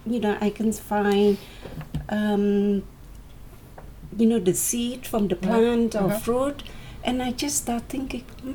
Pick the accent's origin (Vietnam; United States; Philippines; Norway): Vietnam; moved away; I'm from Vietnam, and I live right in the near the countryside